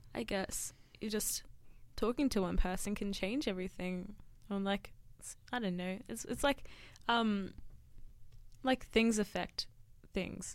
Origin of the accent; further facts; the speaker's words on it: Sutherland Shire, New South Wales, Australia; I'm from the Sutherland Shire